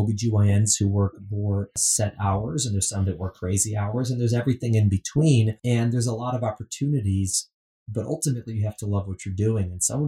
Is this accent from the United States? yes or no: yes; Midwest, United States; Omaha, Nebraska, the Midwest, which is, of course, you know, I'm from Midwest, not Nebraska.